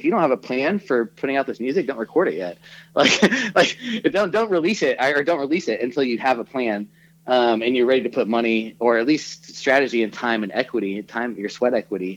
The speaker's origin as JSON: {"language": "English", "town": "Kansas City", "country": "United States", "tie": "born or raised there", "moved": "yes", "said": "I grew up in Kansas City. That's our home."}